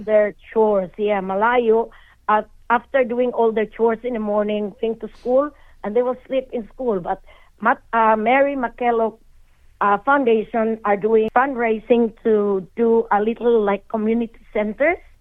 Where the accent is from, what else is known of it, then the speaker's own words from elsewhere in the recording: Philippines; moved away as an adult; now in Australia; I'm a Filipino by heart and I will always be a Filipino